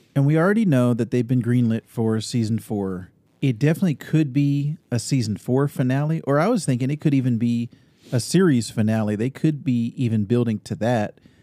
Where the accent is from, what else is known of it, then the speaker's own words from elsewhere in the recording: Northern California, United States; moved away as an adult; also born or lived in Austin, Texas / Sacramento, California; now in Arizona, United States; I grew up in Northern California, lived in Sacramento for many years